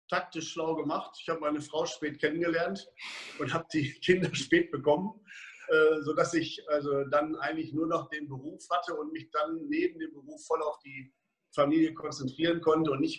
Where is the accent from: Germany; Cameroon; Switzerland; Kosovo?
Germany; Dortmund, North Rhine-Westphalia; dass Dortmund meine Heimatstadt ist und dass man doch im Laufe der letzten 30, 40 Jahre eine Menge Leute kennengelernt hat